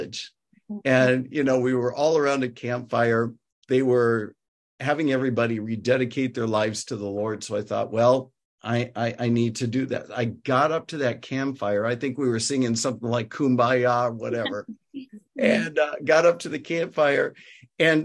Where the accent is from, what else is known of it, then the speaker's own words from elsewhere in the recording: Cedar Rapids, Iowa, United States; I grew up in Cedar Rapids, Iowa, which is about an hour south of where I currently live